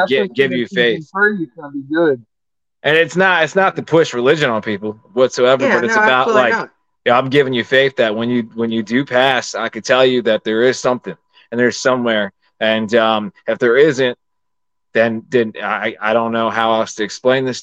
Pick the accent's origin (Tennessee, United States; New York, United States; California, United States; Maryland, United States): Maryland, United States; also born or lived in Pennsylvania; I'm from Maryland